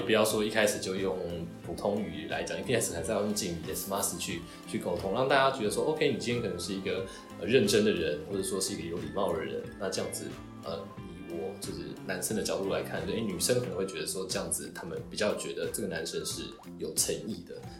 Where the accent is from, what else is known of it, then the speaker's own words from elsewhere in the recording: Taiwan; now in Japan; 我们台湾人就是在外国